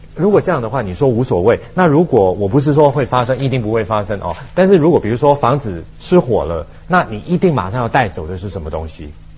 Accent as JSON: {"language": "Chinese", "country": "Hong Kong", "also_born_or_lived": "Beijing", "accent": "Taiwanese Mandarin", "moved": "yes", "said": "我们是从香港来的"}